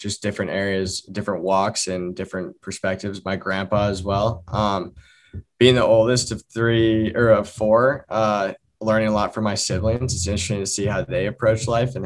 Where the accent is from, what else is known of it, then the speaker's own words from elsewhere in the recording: Vermont, United States; I grew up in Vermont